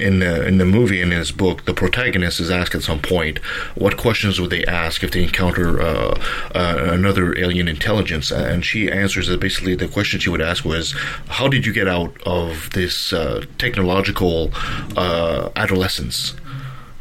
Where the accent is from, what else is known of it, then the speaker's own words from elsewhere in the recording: Canada; I'm a Canadian